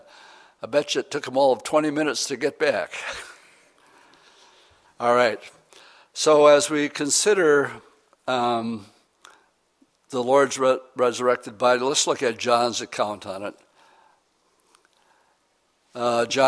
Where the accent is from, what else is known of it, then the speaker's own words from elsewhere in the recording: Wisconsin, United States; moved away; I'm from Wisconsin